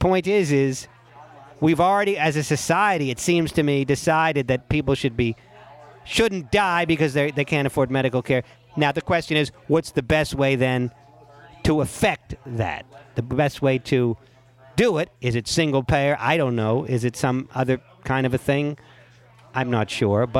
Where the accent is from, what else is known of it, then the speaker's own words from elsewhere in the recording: New York area, United States; I'm a Jew from the New York area.